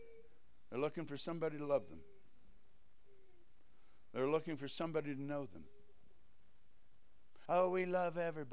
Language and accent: English; Kolkata, West Bengal, India; born there; I was born in Calcutta, India, where he started two churches there.